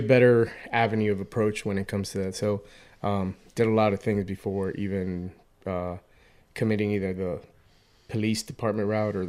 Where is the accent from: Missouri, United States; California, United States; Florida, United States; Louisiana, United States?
Florida, United States; Hialeah; now in Boston, United States; Miami, Florida. Specifically Hialeah.